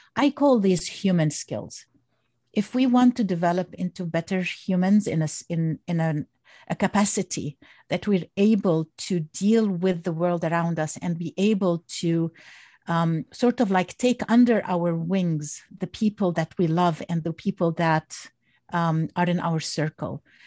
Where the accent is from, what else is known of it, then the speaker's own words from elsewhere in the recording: Egypt; now in United States; originally I'm from Egypt and I came to the United States when I was